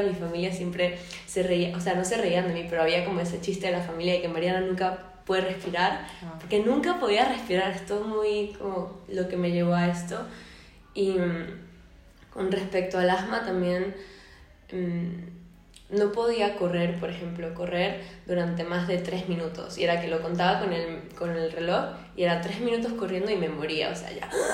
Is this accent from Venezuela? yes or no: yes; Venezuela; moved away as an adult; now in Spain; yo soy de Venezuela, vivo en España desde hace tres años